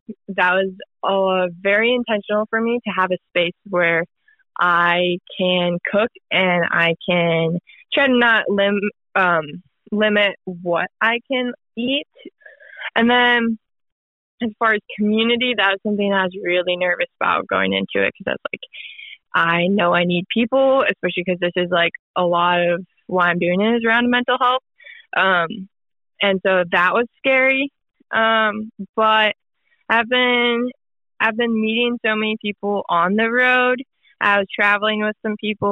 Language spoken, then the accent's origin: English; Minnesota, United States; moved away as an adult; also born or lived in Utah; I'm from Minnesota. I went to Utah for college